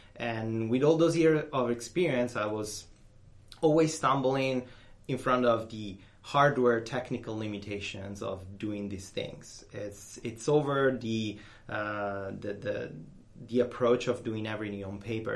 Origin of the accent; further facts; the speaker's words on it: Rome, Lazio, Italy; I'm Italian. I'm from Italy